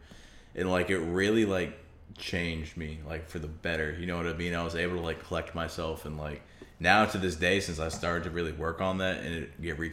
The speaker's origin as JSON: {"language": "English", "town": "Manchester", "region": "New Hampshire", "country": "United States", "tie": "born or raised there", "said": "Manchester, New Hampshire, where I'm from and where I live right now, one of the big cities for heroin overdoses"}